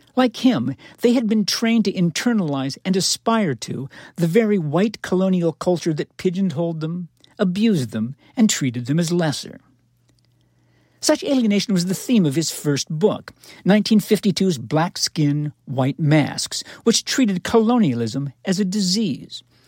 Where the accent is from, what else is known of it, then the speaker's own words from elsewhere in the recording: Knoxville, Tennessee, United States; I'm from Knoxville, Tennessee